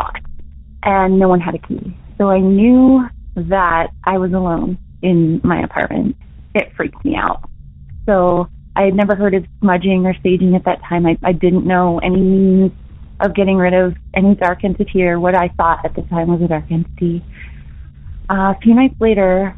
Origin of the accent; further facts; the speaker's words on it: Utah, United States; I'm from Utah